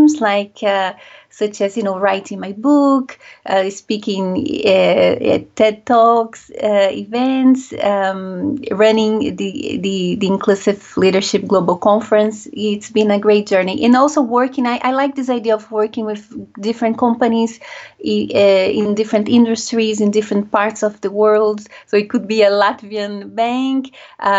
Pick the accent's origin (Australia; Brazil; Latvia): Brazil; also born or lived in France; now in United Kingdom; I was born and raised in Brazil